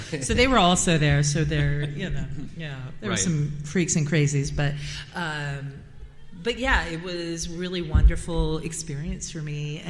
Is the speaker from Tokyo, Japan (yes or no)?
yes; Tokyo, Japan; for me, I grew up in Tokyo, right? So Tokyo was kind of all that I ever knew. I went to international school.